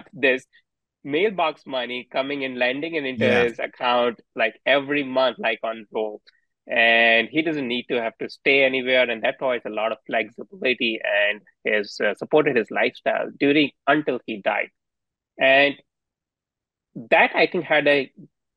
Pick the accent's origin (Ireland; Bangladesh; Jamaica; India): India; now in United States; So me and my wife didn't grow up in US. So we are immigrants here. And we grew up in India.